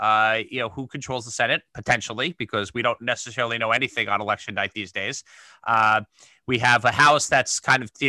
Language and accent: English; New York, United States; a New Yorker